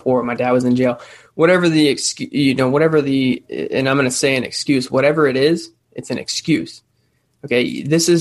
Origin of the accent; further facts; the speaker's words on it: Florida, United States; I grew up here. I grew up here in Florida